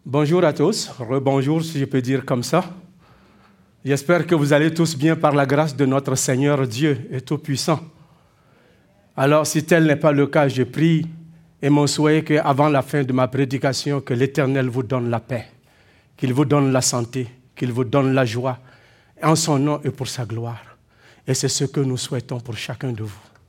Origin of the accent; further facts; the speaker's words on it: Quebec, Canada; En tant que Québécois, nous savons ce que c'est que le froid.